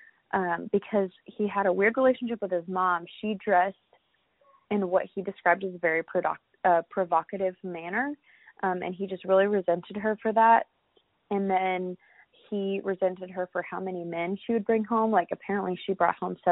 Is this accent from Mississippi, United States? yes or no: no; Florida, United States; growing up in Florida